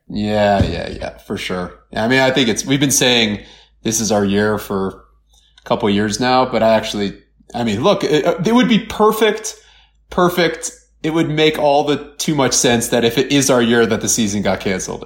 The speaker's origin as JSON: {"language": "English", "town": "Cleveland", "region": "Ohio", "country": "United States", "said": "I'm from Cleveland"}